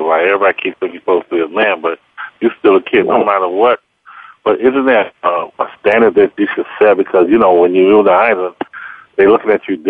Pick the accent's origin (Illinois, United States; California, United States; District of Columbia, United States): Illinois, United States; Chicago; also born or lived in Wyoming; we grew up in Chicago